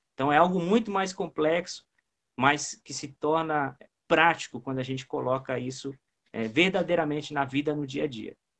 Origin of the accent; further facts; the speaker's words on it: Xanxerê, Santa Catarina, Brazil; now in Palhoça, Brazil; Sou natural do interior de Santa Catarina, uma cidade de Xanxerê, fica perto de Chapecó.